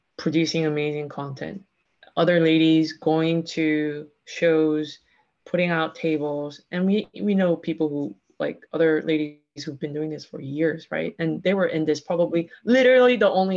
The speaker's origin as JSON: {"language": "English", "region": "Texas", "country": "United States", "tie": "born or raised there", "said": "I grew up in Texas"}